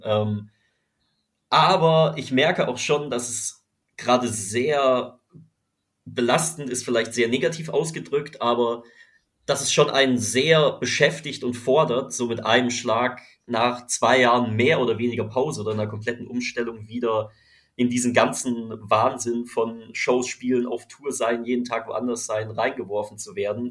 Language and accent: German; Freiburg, Baden-Württemberg, Germany; moved away as an adult; also born or lived in Düsseldorf / Cologne; now in Düsseldorf/Cologne, Germany; in meiner Heimatstadt Freiburg